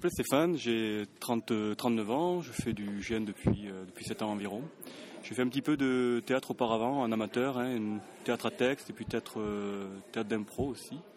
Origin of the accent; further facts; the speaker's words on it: Toulouse, Occitania, France; alors toi, tu as un petit accent, hein Tu viens d'où je viens de Toulouse.